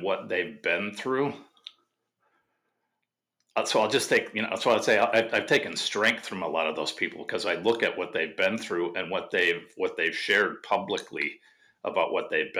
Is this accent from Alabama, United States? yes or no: no; Wisconsin, United States; I grew up in Wisconsin